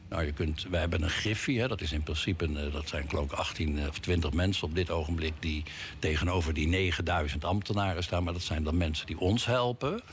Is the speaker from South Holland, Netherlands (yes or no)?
yes; The Hague, South Holland, Netherlands; als geboren Hagenaar